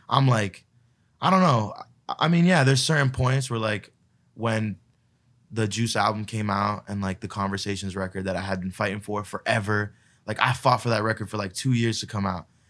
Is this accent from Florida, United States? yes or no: yes; Palm Beach, Florida, United States; I grew up in, like, uh, Palm Beach, which is, like, a smaller